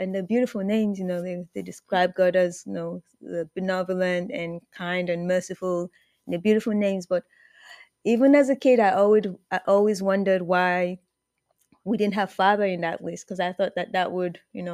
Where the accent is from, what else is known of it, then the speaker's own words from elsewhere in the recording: Nigeria; I'm originally from Nigeria